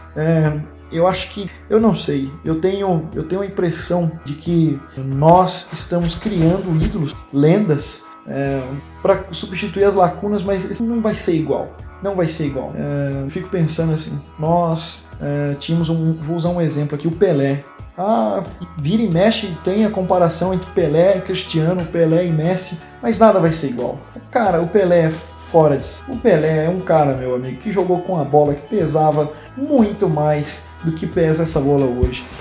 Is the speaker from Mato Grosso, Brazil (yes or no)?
yes; Pontes Lacerda, Mato Grosso, Brazil; moved away as an adult; now in Franca, Brazil; vivi 12 anos maravilhosos da minha vida numa cidade chamada Pontes Lacerda